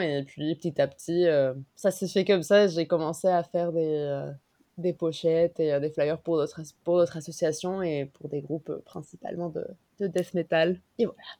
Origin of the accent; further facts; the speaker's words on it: Mexico; moved away as an adult; now in Paris, France; j'ai grandi au Mexique, je suis mexicaine